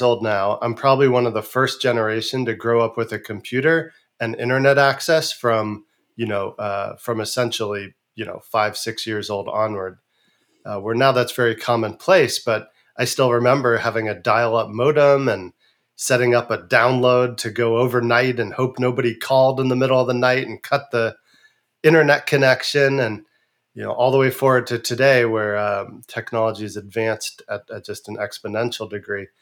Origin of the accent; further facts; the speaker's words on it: San Francisco Bay Area, California, United States; growing up in San Francisco Bay Area in the nineteen eighties into the nineties